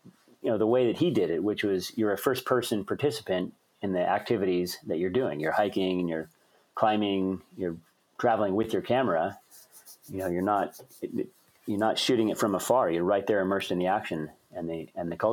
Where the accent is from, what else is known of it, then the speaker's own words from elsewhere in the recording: Colorado, United States; also born or lived in Boston, Massachusetts; now in Anchorage, United States; Colorado. And that was actually my home state. I was born there.